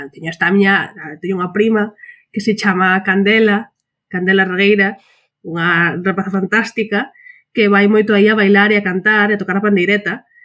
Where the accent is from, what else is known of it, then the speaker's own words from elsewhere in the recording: Galicia, Spain; como persoa galega